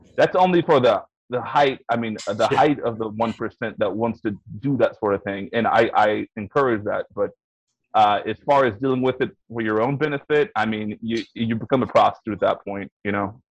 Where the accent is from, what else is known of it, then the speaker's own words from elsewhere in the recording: Texas, United States; I'm from Texas